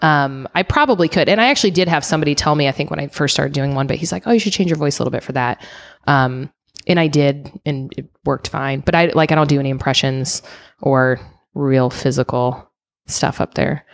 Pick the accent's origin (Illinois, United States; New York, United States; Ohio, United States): Illinois, United States; moved away as an adult; also born or lived in Seattle / Denver; now in San Diego, United States; I grew up in Illinois, and then I lived in Seattle